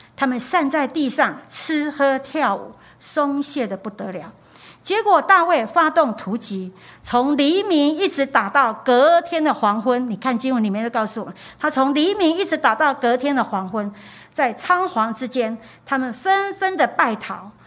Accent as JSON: {"language": "Chinese", "country": "Taiwan", "said": "我们台湾人就有一个现象，重男轻女"}